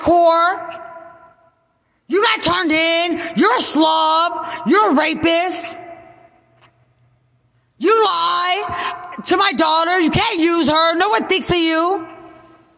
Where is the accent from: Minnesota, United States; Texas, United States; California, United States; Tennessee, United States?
Texas, United States; Lubbock; I'm from Lubbock, Texas